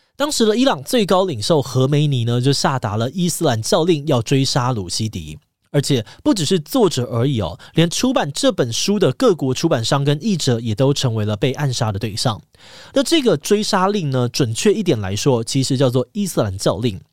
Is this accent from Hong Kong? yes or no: no; Taiwan; 身为台湾人